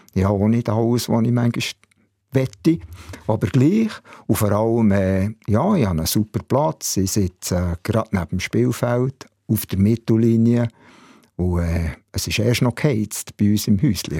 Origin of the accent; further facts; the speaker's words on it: Bern, Switzerland; Ich bin in der Tiefenau im Areckli aufgewachsen, in Bern